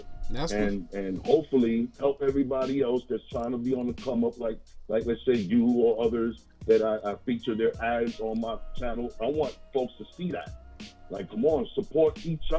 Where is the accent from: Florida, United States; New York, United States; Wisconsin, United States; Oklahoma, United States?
New York, United States; New York City; I'm actually a Harlem native. 212